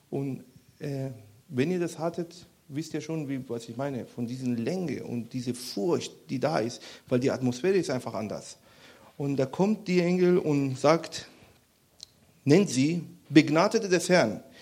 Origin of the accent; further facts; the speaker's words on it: Iran; Weil ich komme ja aus dem Iran, das ist ja sehr üb üblich, dass man äh, Leuten aufhängt in, in Plätzen und so